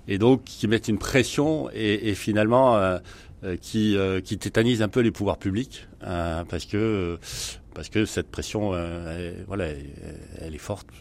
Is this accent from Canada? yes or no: no; France; chez nous en France